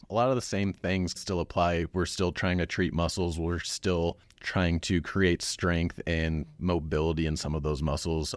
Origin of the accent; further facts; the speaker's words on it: Cheyenne, Wyoming, United States; Originally, I'm from Cheyenne